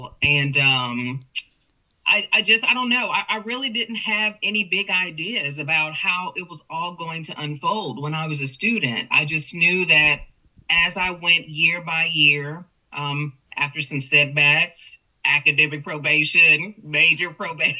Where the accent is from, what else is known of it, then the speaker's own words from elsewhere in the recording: Houston, Texas, United States; now in Corpus Christi, United States; this Texas girl, born and raised in Houston with roots in Louisiana